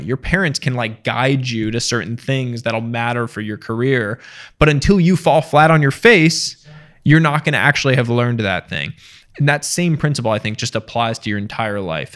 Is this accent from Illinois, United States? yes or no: no; small town outside Boston, Massachusetts, United States; also born or lived in India; now in Westchester, United States; middle class, uh, small town outside Boston